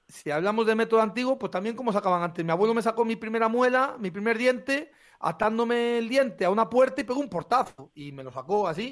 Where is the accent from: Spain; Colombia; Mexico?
Spain; Carracedelo, Castile and León; yo soy de Carracedel, un pueblo del Bierzo, pequeñito